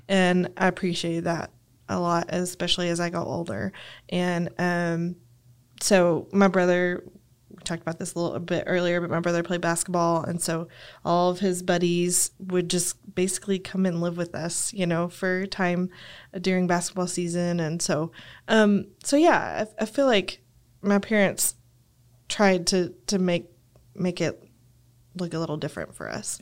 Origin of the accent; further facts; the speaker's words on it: Lubbock, Texas, United States; I grew up in Lubbock